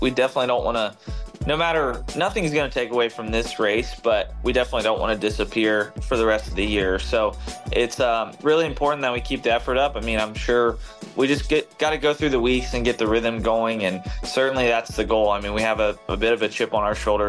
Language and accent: English; Charlotte, North Carolina, United States; growing up in Charlotte as a Charlotte kid